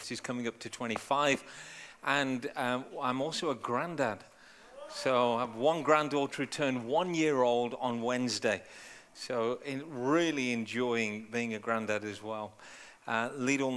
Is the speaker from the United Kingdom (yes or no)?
yes; United Kingdom; also born or lived in Punjab; Born and raised in the UK, but I'm Indian, so not English.